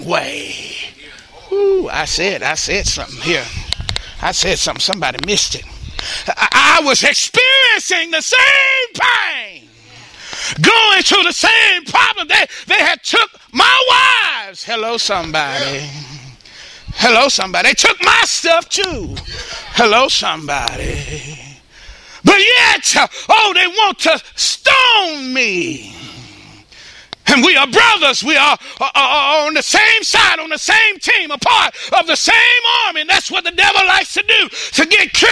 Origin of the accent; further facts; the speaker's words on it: Dallas, Texas, United States; I was born in South Dallas